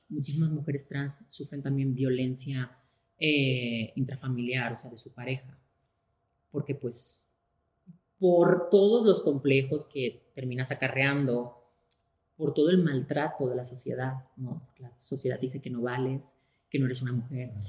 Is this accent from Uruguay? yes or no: no; Spain; moved away; también soy una mujer española, también soy una mujer eh, migrante